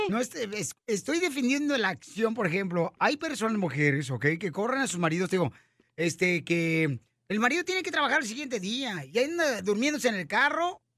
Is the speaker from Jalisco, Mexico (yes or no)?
yes; Ocotlán, Jalisco, Mexico; moved away; Ocotlán, Jalisco, mi tierra natal, donde yo nací